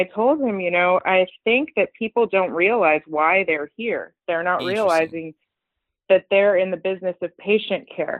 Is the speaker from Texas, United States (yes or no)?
no; Los Angeles, California, United States; also born or lived in Iran / East Coast, United States; we moved here, and I've been in LA since I was 6 years old